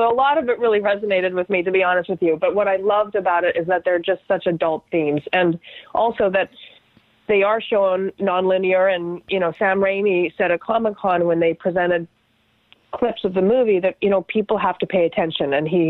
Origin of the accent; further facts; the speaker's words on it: Canada; But it was like because I'm Canadian, I'm just so, you know, I'm crazy about being respectful about things.